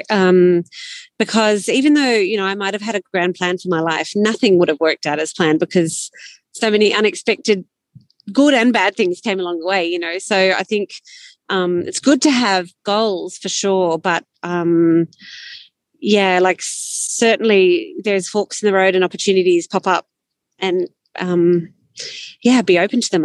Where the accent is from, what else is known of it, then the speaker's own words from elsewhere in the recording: Sydney, New South Wales, Australia; also born or lived in Canberra / Northern Italy; now in Orange, Australia; I grew up in Sydney